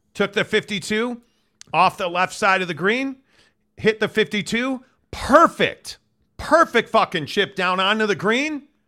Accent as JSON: {"language": "English", "region": "Midwest", "country": "United States", "tie": "born or raised there", "said": "Growing up in the Midwest"}